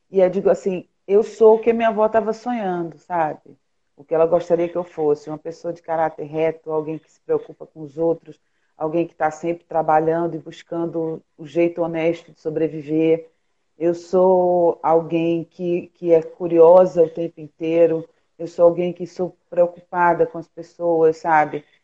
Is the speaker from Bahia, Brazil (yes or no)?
no; Pernambuco, Brazil; now in Rio de Janeiro, Brazil; aqui no Rio também tá frio, pelo menos para mim, que sou pernambucana.